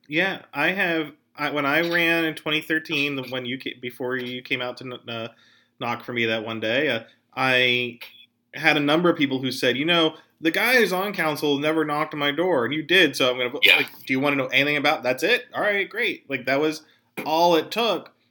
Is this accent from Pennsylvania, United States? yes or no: yes; northern Allegheny County, Pennsylvania, United States; I'm from Allegheny County originally and from uh, northern Allegheny County